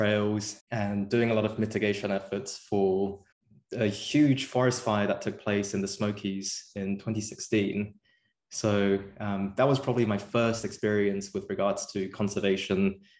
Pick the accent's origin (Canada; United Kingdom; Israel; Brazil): United Kingdom; England; moved away as an adult; also born or lived in South Korea; now in New York City, United States; I am originally from South Korea, although I grew up in England right before actually coming to Emory.